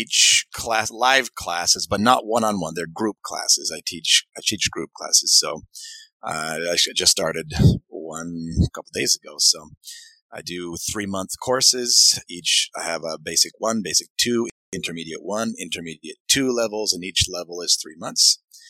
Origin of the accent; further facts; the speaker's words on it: Maine, United States; moved away; also born or lived in Utah; I'm from the state of Maine originally